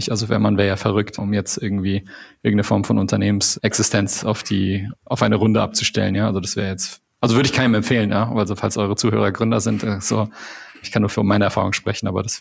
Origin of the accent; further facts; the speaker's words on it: Canada; also ich bin ja Kanadier, ne?